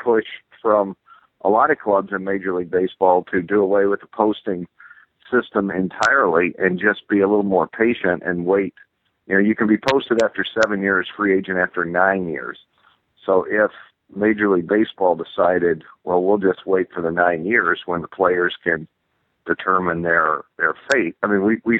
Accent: Texas, United States; I grew up in Texas

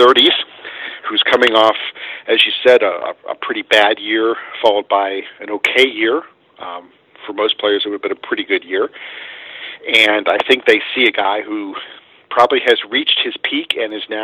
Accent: Pittsburgh, Pennsylvania, United States; I grew up here in Pittsburgh

